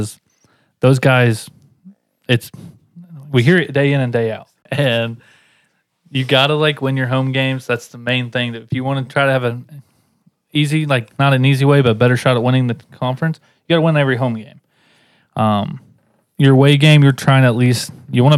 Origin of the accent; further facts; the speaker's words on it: Indiana, United States; I am from Indiana